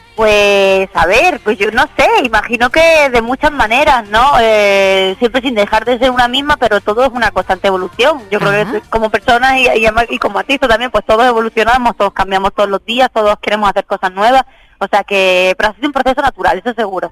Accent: Málaga, Andalusia, Spain; Tocamos hoy en la Plaza de Toros de Málaga, en mi tierra

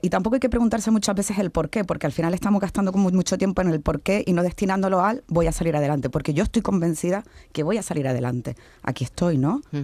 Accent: Canary Islands, Spain; now in Seville, Spain; como dirían en mi tierra, yo soy canaria

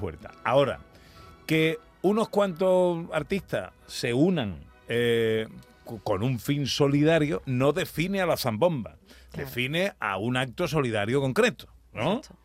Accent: Cádiz, Andalusia, Spain; como gaditana de pro

